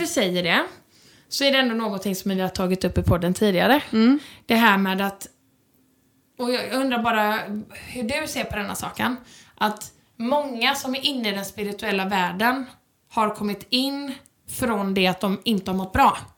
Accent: Sweden; jag är ju verkligen svensk

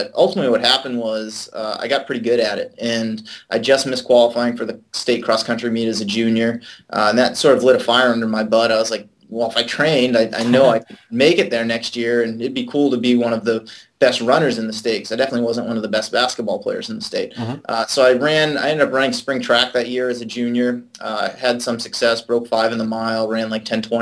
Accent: Auburn, Massachusetts, United States; now in San Diego, United States; I live in San Diego, California now. I grew up on the East Coast in Auburn, Massachusetts

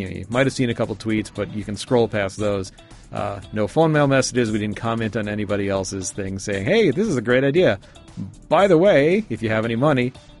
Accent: New Jersey, United States; I'm from Jersey.

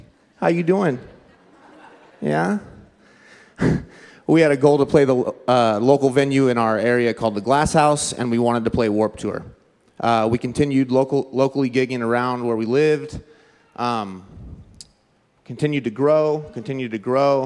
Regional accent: Southern California, United States; I'm from Southern California.

